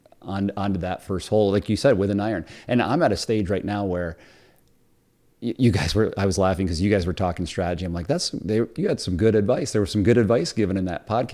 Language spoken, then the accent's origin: English; Cliff Haven, New York, United States; I grew up in Cliff Haven